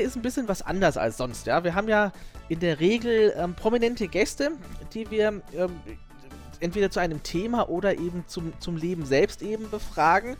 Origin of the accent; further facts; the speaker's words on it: Southern Germany, Germany; ich bin ja Süddeutscher